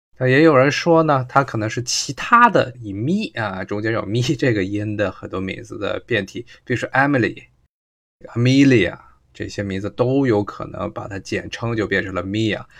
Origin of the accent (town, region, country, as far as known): China